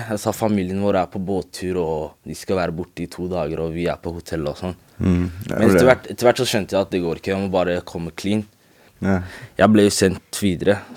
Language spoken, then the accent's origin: Norwegian; Norway; jeg er ikke fra Marokko, jeg er fra Norge.